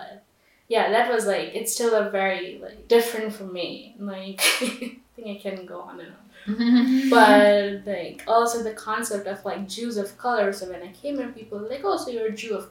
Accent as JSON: {"language": "English", "country": "India", "moved": "as an adult", "lives_now": "Jerusalem, Israel", "said": "I'm from India"}